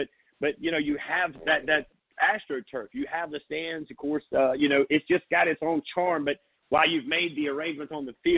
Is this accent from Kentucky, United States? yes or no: no; Surfside Beach, South Carolina, United States; I grew up in Surfside